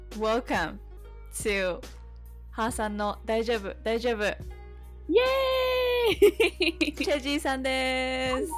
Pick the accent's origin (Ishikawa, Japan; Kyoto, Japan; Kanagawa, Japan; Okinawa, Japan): Kyoto, Japan; 私が京都出身なので